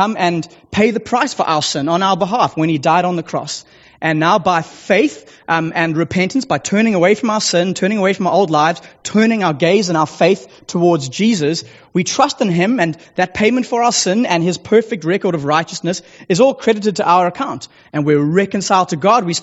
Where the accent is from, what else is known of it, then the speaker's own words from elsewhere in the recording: Sea Point, Western Cape, South Africa; I do hail from the small coastal village of Seapoint, just down the road